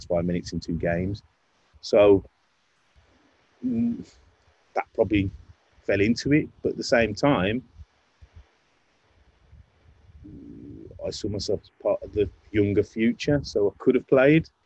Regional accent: Wolverhampton, West Midlands, United Kingdom; I'm from Wolverhampton.

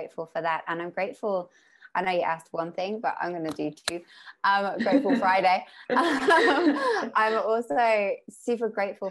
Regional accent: Mallorca, Balearic Islands, Spain; also born or lived in United Kingdom; now in Australia; I grew up in Mallorca, which is an island.

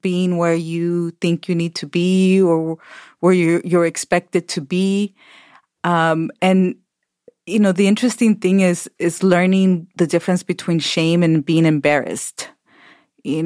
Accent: Los Angeles, California, United States; first language Spanish; English is a second language; I grew up in Los Angeles, crossing the border when I was little to Tijuana

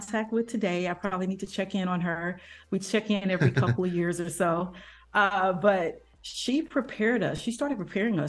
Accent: Kansas City, Kansas, United States; moved away as an adult; also born or lived in Providence; I grew up in Kansas City on the Kansas side

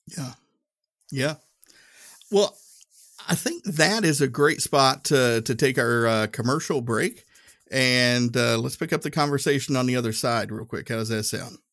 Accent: Northeast Tennessee, United States; moved away as an adult; growing up in Northeast Tennessee, uh, everybody looked like me

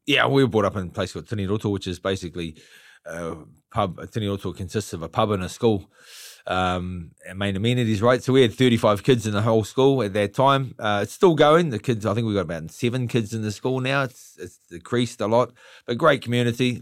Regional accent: Gisborne, New Zealand; now in Auckland, New Zealand; I'm from Gisborne

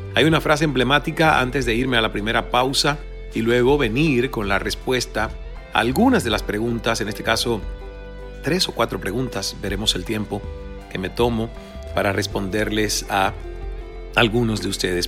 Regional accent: Cuba; moved away; also born or lived in United States / Mexico; como cubano y como persona a la que le ha tocado emigrar

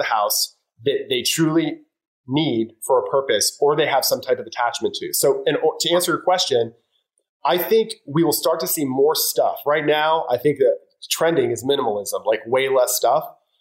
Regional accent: Florida, United States; I'm from Florida.

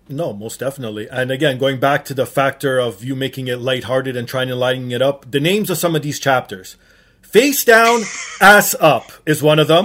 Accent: Toronto, Ontario, Canada; born and raised in Toronto, Portuguese background

